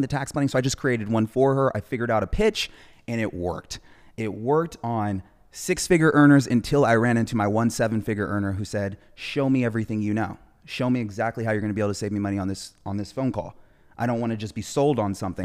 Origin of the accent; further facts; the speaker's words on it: Orange County, California, United States; moving out of Compton to a city, uh, in Orange County where she raised her family, me and my brothers